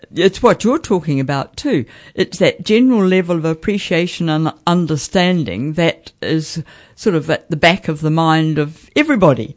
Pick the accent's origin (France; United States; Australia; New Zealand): New Zealand; Central Hawke's Bay; growing up in Central Hawke's Bay